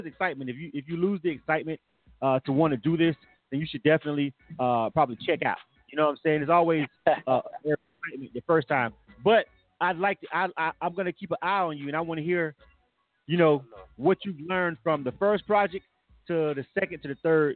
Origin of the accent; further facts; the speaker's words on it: Florida, United States; I'm a Florida boy myself.